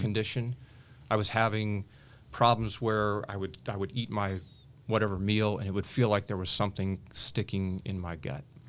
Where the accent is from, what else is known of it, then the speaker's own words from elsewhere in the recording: Richmond, Indiana, United States; I grew up in Richmond, Indiana